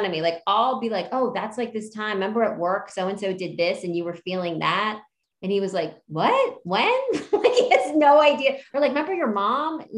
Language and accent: English; outside of Philadelphia, Pennsylvania, United States; also born or lived in Hawaii; I was born in Hawaii, and then I grew up outside of Philly